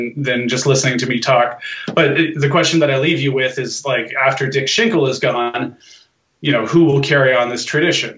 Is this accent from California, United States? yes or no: yes; Los Angeles, California, United States; I'm just this LA guy